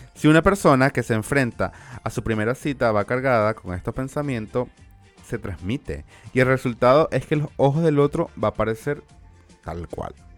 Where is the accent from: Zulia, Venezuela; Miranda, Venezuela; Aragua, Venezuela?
Zulia, Venezuela; Maracaibo; accent: Maracucho; tenéis como maracucho y no como español